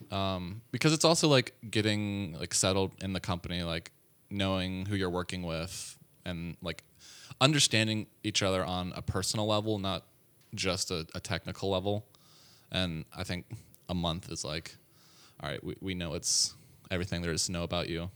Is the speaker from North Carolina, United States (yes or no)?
no; Atlanta, Georgia, United States; moved away; I'm from Atlanta, Georgia, born and raised.